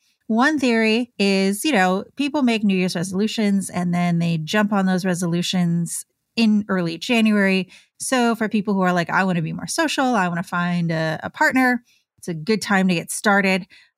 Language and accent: English; Michigan, United States; I grew up in Michigan, so a lot of Red Wings fans.